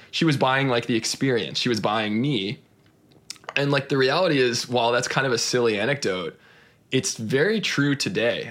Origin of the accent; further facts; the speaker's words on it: Austin, Texas, United States; I grew up in, in Austin, Texas